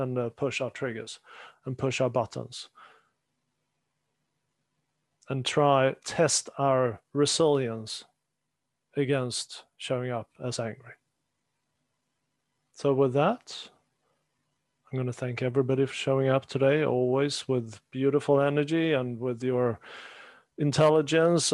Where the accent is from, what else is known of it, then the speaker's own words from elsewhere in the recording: Sweden; moved away; growing up in Sweden